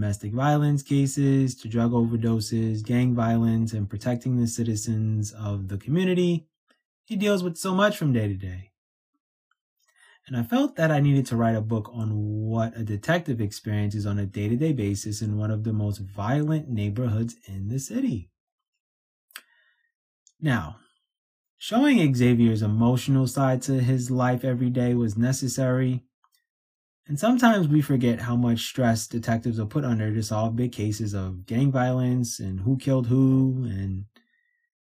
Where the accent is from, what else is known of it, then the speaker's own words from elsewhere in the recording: New York City, New York, United States; me growing up in New York City